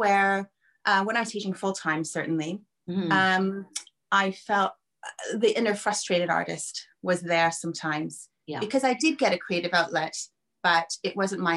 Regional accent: Toronto, Ontario, Canada; moved away as an adult; also born or lived in Japan / London; now in England, United Kingdom; I'm from Toronto originally, and I've been living in England for about 20 years now.

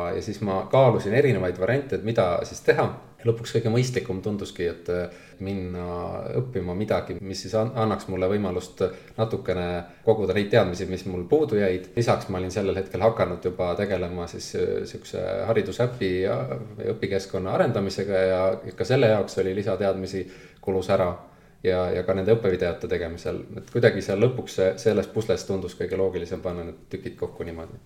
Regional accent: Tallinn, Harju County, Estonia; also born or lived in Helsinki; õpetasingi Merivälja koolis, kus ma olin ise kunagi esimeses klassis õppinud

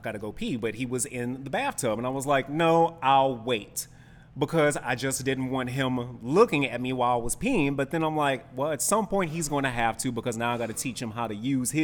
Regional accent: Midwest, United States; I am from the Midwest

